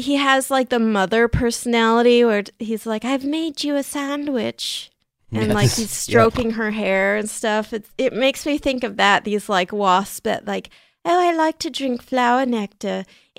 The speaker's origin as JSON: {"language": "English", "town": "San Diego", "region": "California", "country": "United States", "tie": "born or raised there", "said": "They're even in San Diego, California, which is my hometown."}